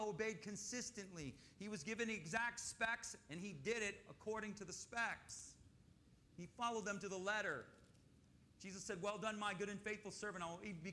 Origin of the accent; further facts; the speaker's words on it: Michigan, United States; I grew up in Michigan